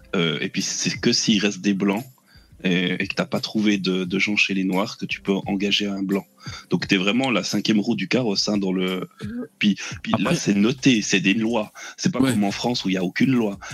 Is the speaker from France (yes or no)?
no; Switzerland; je suis suisse